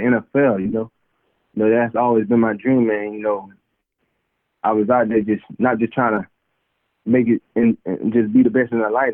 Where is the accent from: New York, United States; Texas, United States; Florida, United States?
Florida, United States; Immokalee; moved away; also born or lived in Cleveland, Ohio; growing up in Immokalee, uh going to the the big cypress